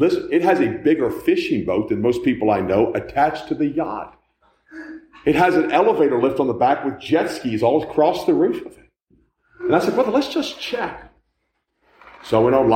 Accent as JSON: {"language": "English", "country": "United States", "said": "I'm an American"}